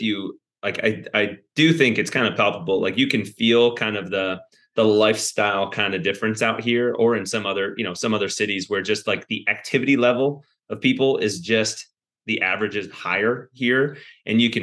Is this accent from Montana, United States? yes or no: no; Wisconsin, United States; moved away as an adult; I'm from Wisconsin